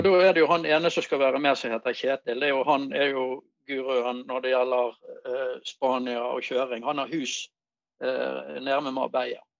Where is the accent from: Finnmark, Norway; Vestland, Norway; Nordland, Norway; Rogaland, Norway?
Vestland, Norway; Bergen; accent: Bergen; also born or lived in Voss; jeg er jo født på Voss, da, men jeg var jo ikke mer enn et år gammel når jeg kom til Bergen. Så jeg er jo bergenser ja.